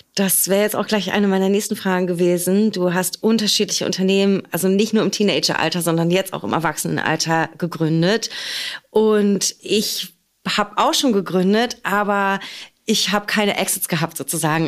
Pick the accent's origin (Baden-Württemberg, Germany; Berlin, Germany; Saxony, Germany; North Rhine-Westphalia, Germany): Berlin, Germany; in und aus meiner Heimat und unserer schönen Hauptstadt Berlin